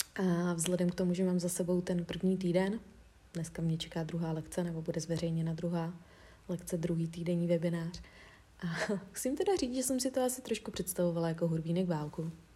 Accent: Czechia; jsem z České republiky

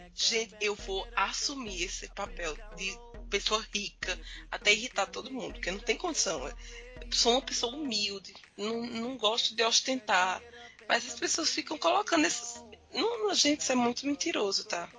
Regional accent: Campina Grande, Paraíba, Brazil; Eu não sou de João Pessoa, né? Eu sou, da, eu sou de Campina Grande

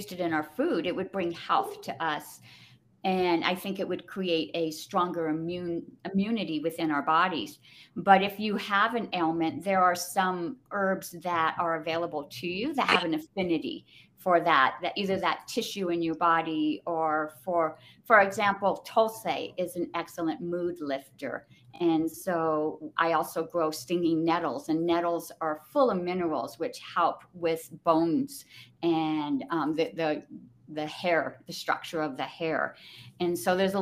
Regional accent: Southern California, United States; moved away as an adult; now in New Mexico, United States; I did live in California, born and raised in Southern California.

